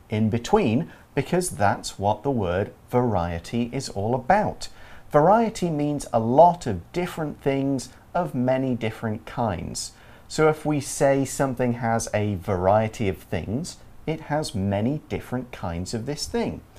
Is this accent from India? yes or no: no; East Midlands, United Kingdom; So I am from Nottinghamshire, or Nottinghamshire, for, as another way to say it. This is a county, and the city of Nottingham is inside it.